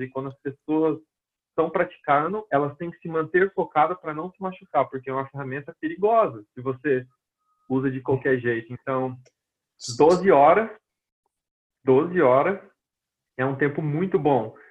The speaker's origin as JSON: {"language": "Portuguese", "town": "Londrina", "region": "Paraná", "country": "Brazil", "first_language": "Portuguese", "moved": "as an adult", "lives_now": "United States", "said": "minha cidade, Londrina, que eu sou de Londrina, no Paraná, no Brasil"}